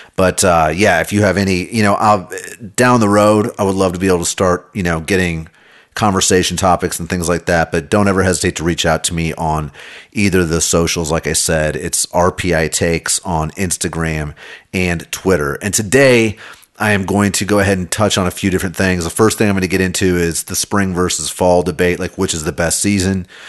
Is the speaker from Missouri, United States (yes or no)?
yes; Kansas City, Missouri, United States; I grew up in Kansas City.